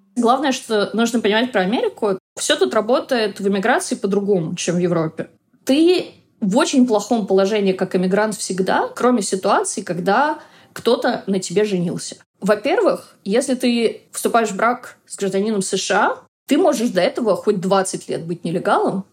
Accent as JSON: {"language": "Russian", "country": "Russia", "moved": "as an adult", "lives_now": "United States", "said": "я из России"}